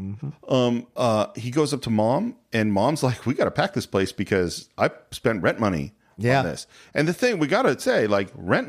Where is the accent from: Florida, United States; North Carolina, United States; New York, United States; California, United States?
California, United States; and I'm a Northern California boy, that are different, you know, the different ways of looking at it from growing up in California.